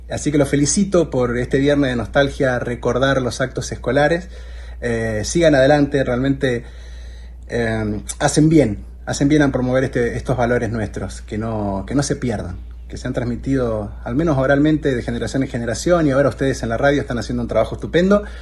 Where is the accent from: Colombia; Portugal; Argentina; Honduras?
Argentina; A nosotros como argentinos